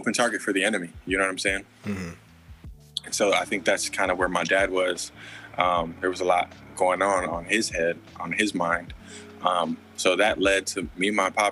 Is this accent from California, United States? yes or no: yes; Anaheim, California, United States; also born or lived in Cypress, California; I'm from California. I was born in Anaheim, California. Grew up in Orange County, California for a part of my life